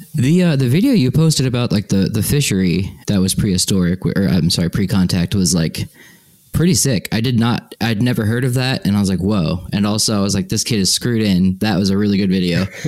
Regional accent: Northeast, United States; moved away; I grew up in the Northeast.

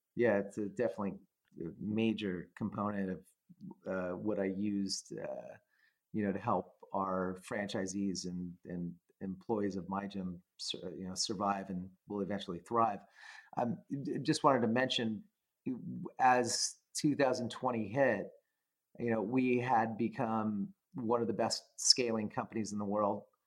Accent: California, United States; I uh, was a, a normal person growing up in California

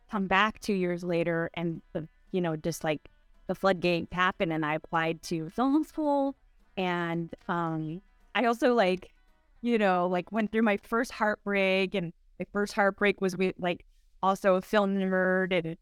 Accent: Pasadena, California, United States; also born or lived in Arcadia, California; So I'm born and raised in California. I'm from Pasadena area

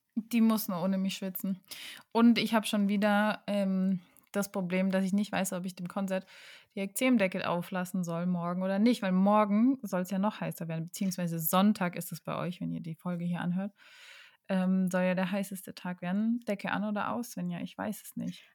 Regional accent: Karlsruhe, Baden-Württemberg, Germany; moved away; in meiner Heimatstadt Karlsruhe

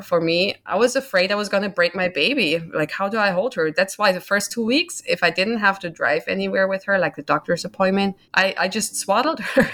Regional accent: Germany; moved away as an adult; now in United States; I'm originally from Germany, born and grown up there, spent my first twenty-nine years there.

